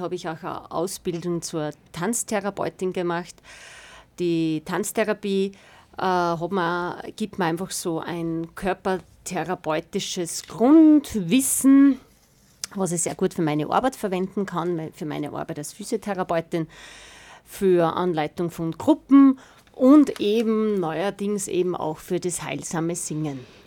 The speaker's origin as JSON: {"language": "German", "town": "Weizenkirchen", "region": "Upper Austria", "country": "Austria", "said": "bin aus Weizenkirchen"}